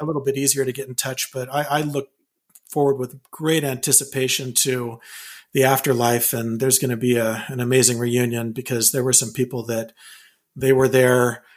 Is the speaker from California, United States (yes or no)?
yes; California, United States; moved away as an adult; also born or lived in Provo, Utah / Wyoming / Bay Area / Bakersfield; now in Vancouver, Washington, United States; we moved to California, lived most of my life, uh, or I should say, my uh, up until I was 18 in California